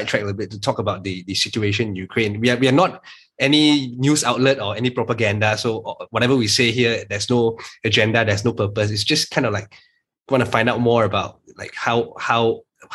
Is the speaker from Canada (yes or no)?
no; Malaysia; as a Malaysian entrepreneur